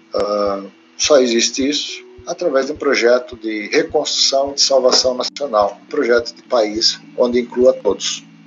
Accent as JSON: {"language": "Portuguese", "country": "Brazil", "said": "estou falando como brasileiro"}